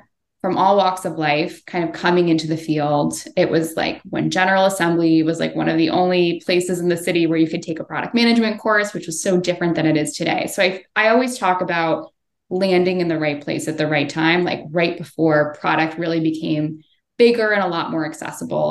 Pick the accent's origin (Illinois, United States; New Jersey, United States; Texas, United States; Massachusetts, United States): Illinois, United States; Chicago; moved away as an adult; also born or lived in New York City; I'm from Chicago